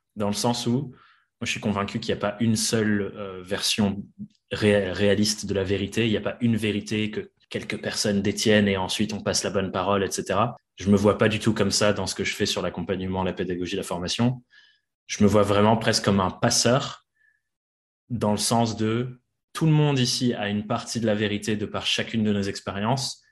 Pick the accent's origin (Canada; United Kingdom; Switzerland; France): United Kingdom; England; moved away; je suis anglais à la base